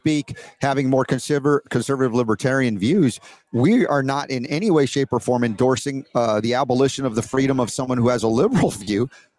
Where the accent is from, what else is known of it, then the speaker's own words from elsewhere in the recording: Atlanta, Georgia, United States; Mike Glenn is I remember growing up in Atlanta. He was a big in the Atlanta Hawks.